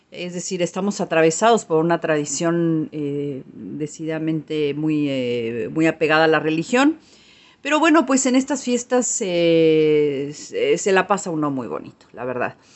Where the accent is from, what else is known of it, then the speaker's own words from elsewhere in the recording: Mexico; now in Argentina; ahí de donde yo soy, de México, pues es invierno